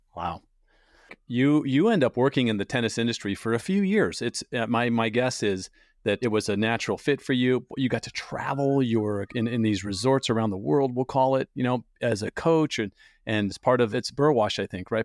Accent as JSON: {"language": "English", "town": "San Diego", "region": "California", "country": "United States", "tie": "born or raised there", "said": "I grew up in San Diego, spent forty years there"}